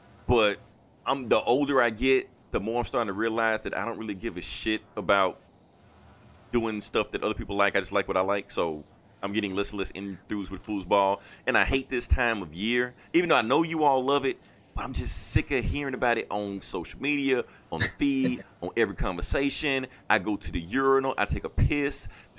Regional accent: Atlanta, Georgia, United States; I claim Atlanta because, like I said, technically I'm from Atlanta.

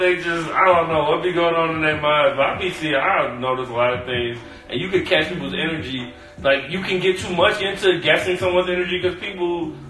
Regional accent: Chicago, Illinois, United States; I'm spoiled living here all my life. It's like a Chicago person

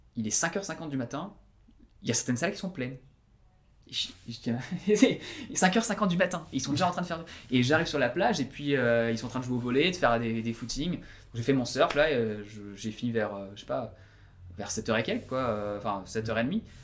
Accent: Breton, Brittany, France; moved away as an adult; also born or lived in Paris, France / Perth, Australia; now in Sydney, Australia; je suis breton

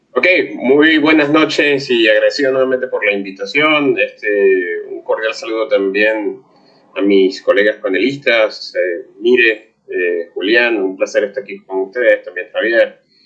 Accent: Venezuela; mi país natal, en Venezuela

